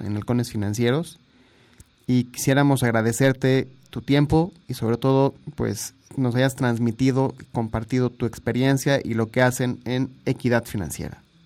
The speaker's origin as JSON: {"language": "Spanish", "country": "Mexico", "said": "tenemos que unirnos como mexicanos todos"}